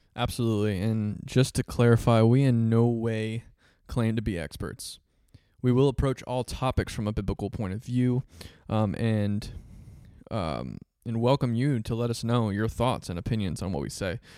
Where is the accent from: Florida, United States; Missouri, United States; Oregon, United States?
Florida, United States; Central; I was born and raised in Central Florida